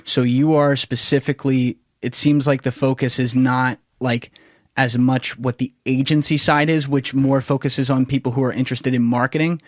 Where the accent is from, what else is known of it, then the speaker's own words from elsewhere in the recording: New Jersey, United States; also born or lived in Philadelphia / New York; I grew up in South Jersey